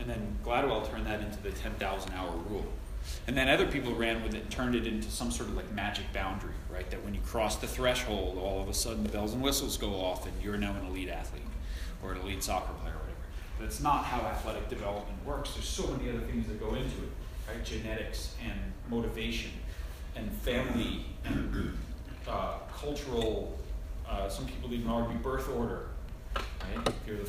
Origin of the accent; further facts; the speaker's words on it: Long Island, New York, United States; I grew up on Long Island.